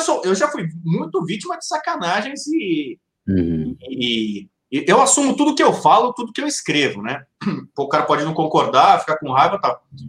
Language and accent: Portuguese; São Paulo, Brazil; moved away as an adult; now in Rio de Janeiro, Brazil; Eu sou de São Paulo